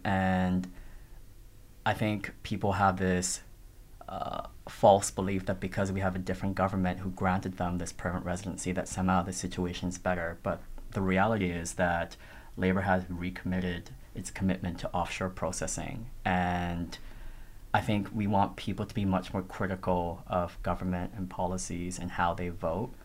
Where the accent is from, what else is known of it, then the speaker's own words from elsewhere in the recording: Toronto, Ontario, Canada; English is a second language; moved away as an adult; now in Australia; growing up in Toronto in the neighborhood that I grew up in, which was like a black and brown Tamil immigrant neighborhood.